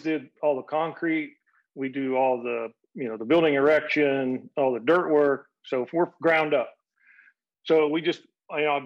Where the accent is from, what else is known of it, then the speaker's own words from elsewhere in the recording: Ohio, United States; I'm from Ohio